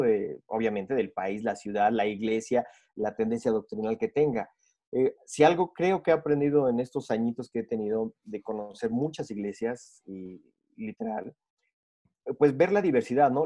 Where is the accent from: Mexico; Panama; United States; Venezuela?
Mexico; now in Bogotá, Colombia; mexicano, pero ahorita ya estamos viviendo en Bogotá